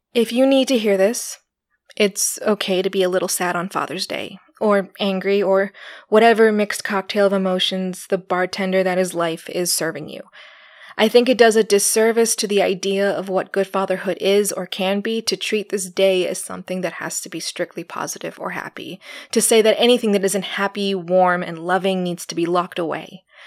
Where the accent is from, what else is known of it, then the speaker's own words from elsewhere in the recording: Arizona, United States; I grew up in Arizona, right? I still don't understand winter.